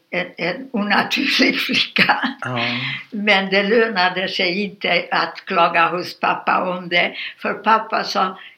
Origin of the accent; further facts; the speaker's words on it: Satu Mare, Satu Mare County, Romania; born there; Alltså på ungerska Satmarnimeti, rumänska Satumare. Ja. Och jag är född rumänska.